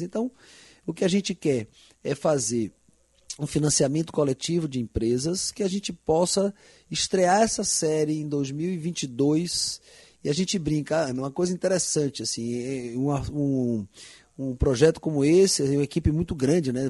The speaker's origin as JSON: {"language": "Portuguese", "region": "Bahia", "country": "Brazil", "said": "parece minha Bahia"}